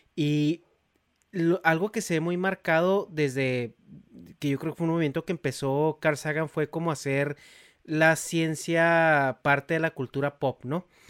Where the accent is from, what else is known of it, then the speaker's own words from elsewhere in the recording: Mexico; now in United States; yo crecí en México